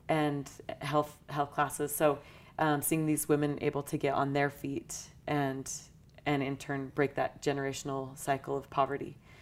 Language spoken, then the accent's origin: English; St. George, Utah, United States; I grew up in Southern Utah in Saint George.